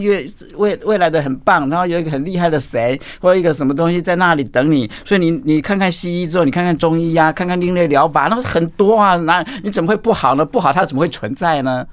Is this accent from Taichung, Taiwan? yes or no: yes; Taichung, Taiwan; 我从小就住在山上啊，住在古关，在上去叫八仙山，森林游乐区那里，我， 我在那边出生的